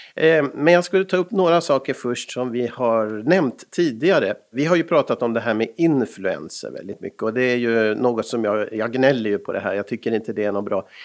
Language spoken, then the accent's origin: Swedish; Stockholm, Stockholm County, Sweden; moved away; also born or lived in Finland; Jag är ju född på Sabbatsbergs sjukhus i Stockholm